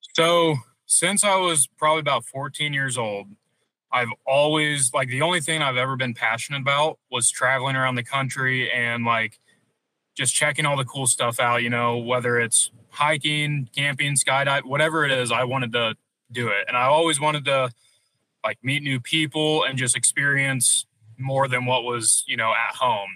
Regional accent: Missouri, United States; moved away as an adult; being from Missouri

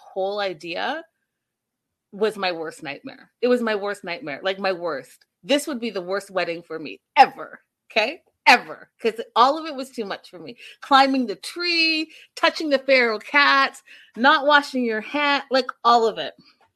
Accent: Ontario, Canada; moved away; I'm from Ontario too, originally.

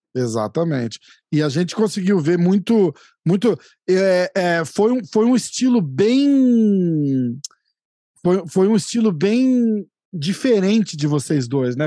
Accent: São Paulo, Brazil; also born or lived in New York, United States; now in Orlando, United States; Eu tô na Flórida, na verdade, mas eu sou de São Paulo

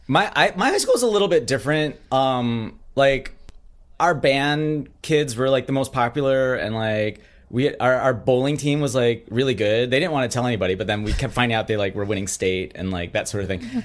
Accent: Minnesota, United States; I grew up in Minnesota

